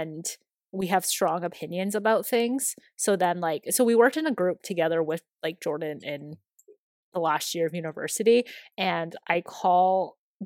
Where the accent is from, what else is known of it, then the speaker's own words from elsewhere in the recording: China; moved away; I was born in China